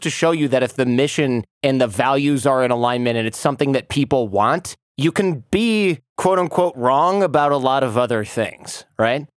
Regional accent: Michigan, United States; the only business owners I knew growing up in Michigan were dentists and guys that owned like a diner.

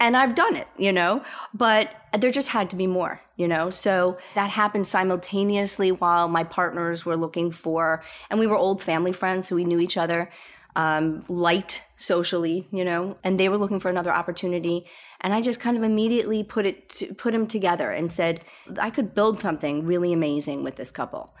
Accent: New York, United States; moved away; I'm a New Yorker

